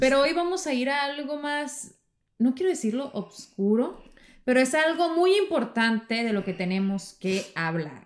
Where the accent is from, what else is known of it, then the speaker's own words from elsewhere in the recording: Mexico; yo como mexicana en mi cultura